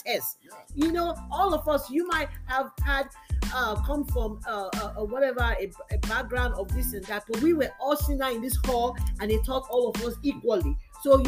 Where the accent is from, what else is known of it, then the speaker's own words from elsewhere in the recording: Nigeria; now in United States; I grew up in Nigeria